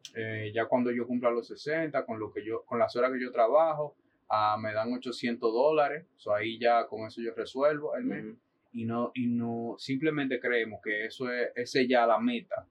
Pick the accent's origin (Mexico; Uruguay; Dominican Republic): Dominican Republic; moved away as an adult; now in New York, United States